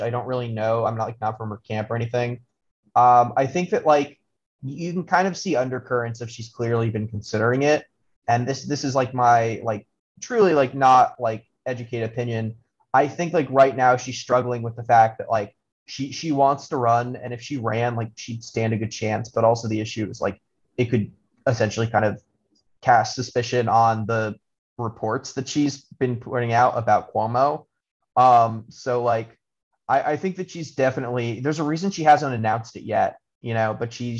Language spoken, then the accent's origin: English; Albany, New York, United States; I'm from Albany, New York